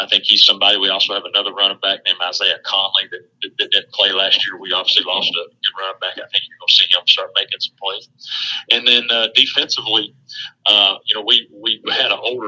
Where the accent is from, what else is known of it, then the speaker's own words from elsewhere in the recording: East Tennessee, United States; born and raised in East Tennessee